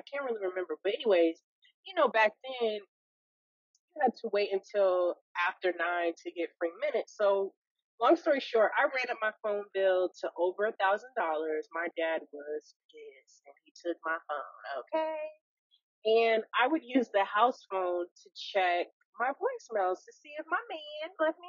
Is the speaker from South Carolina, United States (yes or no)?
yes; South Carolina, United States; born there; because I was born in South Carolina and we used to be stationed there.